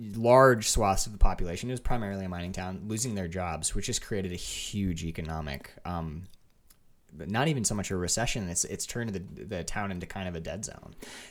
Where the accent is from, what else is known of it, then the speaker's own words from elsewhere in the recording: Lake Linden, Michigan, United States; moved away as an adult; also born or lived in Ann Arbor, Michigan; I was born in Ann Arbor, but then I moved immediately up to like the Houghton Hancock area. I grew up in Lake Linden.